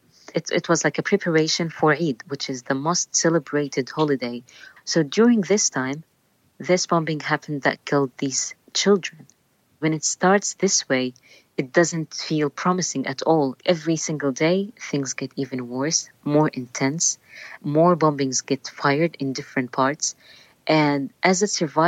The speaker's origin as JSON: {"language": "English", "region": "Gaza Strip", "country": "Palestine", "tie": "born or raised there", "said": "I'm 21. I was born and raised in the Gaza Strip."}